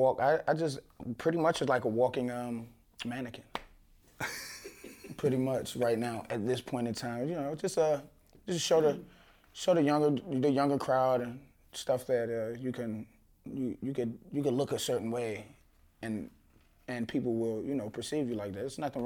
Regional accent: Washington, District of Columbia, United States; now in Chicago, United States; I'm originally from Washington, D.C., and I moved to Chicago to pursue my music and fashion career.

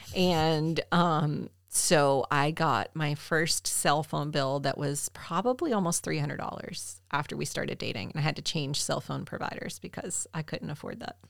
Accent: Southern United States, Georgia, United States; as a Southerner

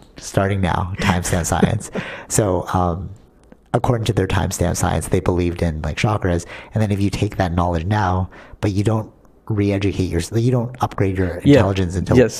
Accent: Philippines; growing up, I, like, really rebelled against the whole Catholic system being Filipino.

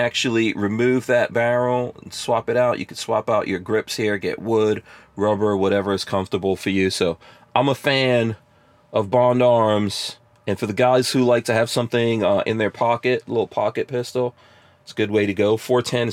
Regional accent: New York City, New York, United States; moved away as an adult; also born or lived in New Jersey; I was born outside of America. And when my family came here, we grew up in New York City

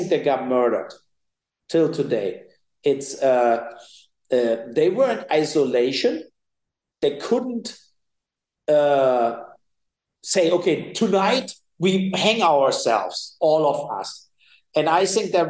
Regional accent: Cologne, North Rhine-Westphalia, Germany; I'm from the West, right? So from Cologne, it's the North Rhine-Westphalia is the most populated area in Germany

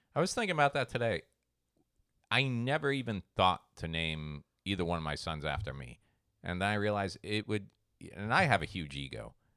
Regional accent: Treasure Coast, Florida, United States; where I grew up on the Treasure Coast

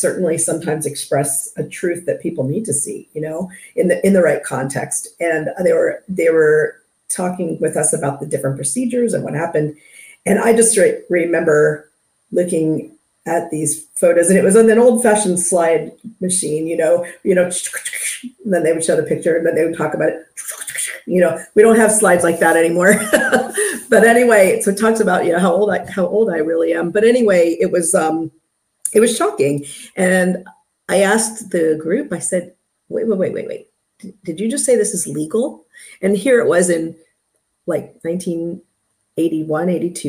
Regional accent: Maryland, United States; moved away as an adult; also born or lived in South Carolina; I was originally from Maryland

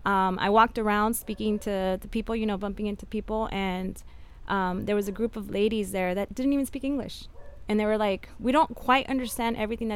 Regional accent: United States; first language Spanish; English is a second language; My parents are immigrants that came to this country in their teens. I'm first generation American, so I was born and raised here. My native language is Spanish, so that's to the extent that, like, my parents raised us with dual cultures.

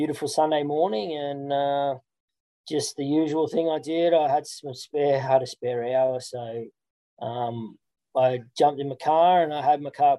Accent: Central Coast, New South Wales, Australia; growing up on the Central Coast as a professional lifeguard

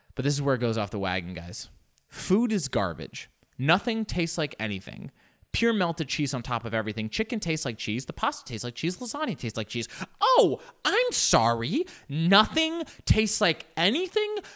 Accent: United States; we're American

